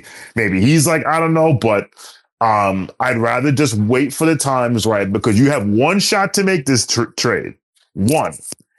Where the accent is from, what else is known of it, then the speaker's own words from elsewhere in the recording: New York City, New York, United States; as a Bronx resident, as a person who's born and raised in the Bronx